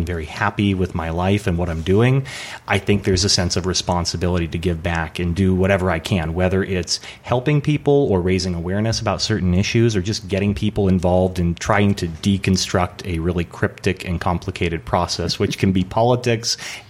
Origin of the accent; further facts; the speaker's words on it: Portland, Oregon, United States; moved away as an adult; also born or lived in San Diego, California; now in Los Angeles, United States; I was born in San Diego, and then when my folks, when I was about 5 years old, they were splitting up. So we moved back to Portland, Oregon, where my mom's family was from. And so I grew up there